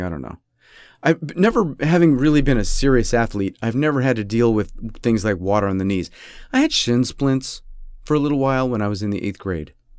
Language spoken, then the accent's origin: English; United States; also born or lived in Rochester; I'm American. And the problem is, you know, I, I'm an American.